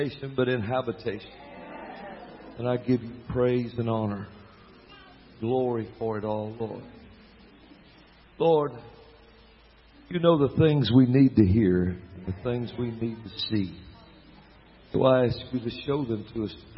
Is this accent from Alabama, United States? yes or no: yes; Alabama, United States; accent: southern drawl; I'm from Alabama